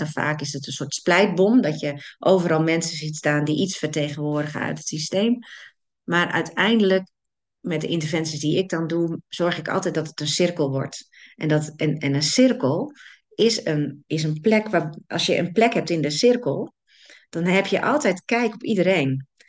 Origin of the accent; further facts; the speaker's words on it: Netherlands; wij als Nederlanders